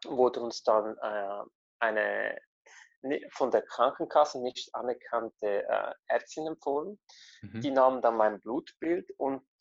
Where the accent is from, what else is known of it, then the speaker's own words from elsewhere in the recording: Italy; man ist ganz anders aufgewachsen, die, ich bin ja Italiener, also die italienischen Esstraditionen und Kulturen.